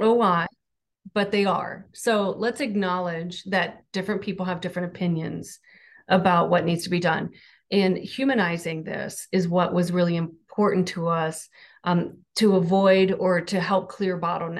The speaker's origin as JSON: {"language": "English", "region": "Southern Ohio", "country": "United States", "said": "I'm from Southern Ohio"}